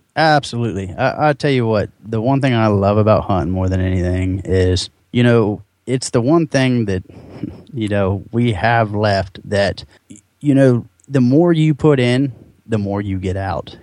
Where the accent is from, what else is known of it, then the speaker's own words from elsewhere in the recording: just south of Columbus, Ohio, United States; also born or lived in Marrero, Louisiana; We moved up to Ohio and grew up in the uh, uh, just south of Columbus, about 35, 40 minutes south of Columbus, in that kind of whole region southeast.